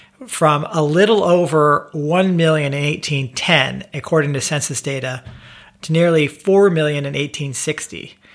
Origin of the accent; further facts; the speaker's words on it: West Coast of America, United States; Well, I grew up on the West Coast of America